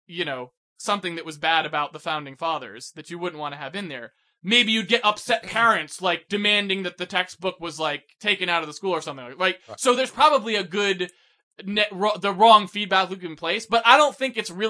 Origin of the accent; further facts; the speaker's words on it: East Coast, United States; Since I grew up on the East Coast, where you have all of this history